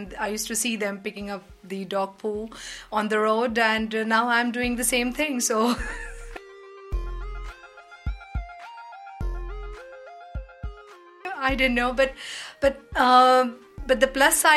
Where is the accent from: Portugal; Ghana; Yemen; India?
India; moved away as an adult; also born or lived in United Kingdom / Belgium; now in Netherlands; I'm from India